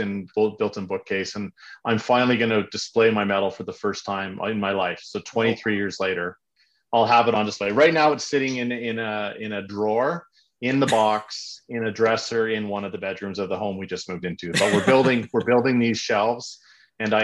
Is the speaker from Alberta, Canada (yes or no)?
no; Montreal, Quebec, Canada; I grew up in Montreal back in the 70s